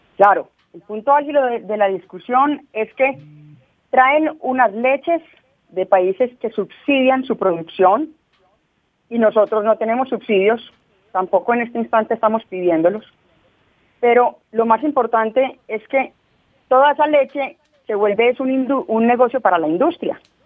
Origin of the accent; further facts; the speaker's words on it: Colombia; somos miles de campesinos en Colombia